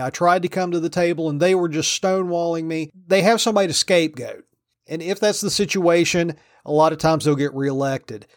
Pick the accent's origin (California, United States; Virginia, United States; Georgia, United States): Virginia, United States; moved away; my home state of Virginia